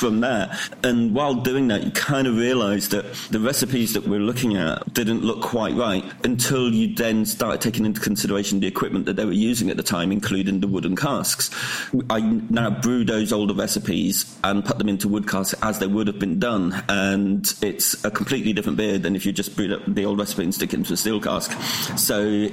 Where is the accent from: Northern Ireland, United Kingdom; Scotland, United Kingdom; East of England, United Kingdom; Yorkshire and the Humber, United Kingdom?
East of England, United Kingdom; Peterborough; now in Manchester, United Kingdom; I'm originally from Peterborough